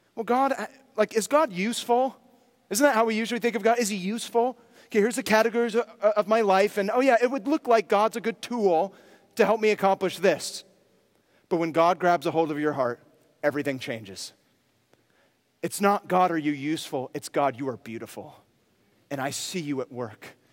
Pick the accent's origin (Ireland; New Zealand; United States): United States; near Berkeley, California; I grew up near Berkeley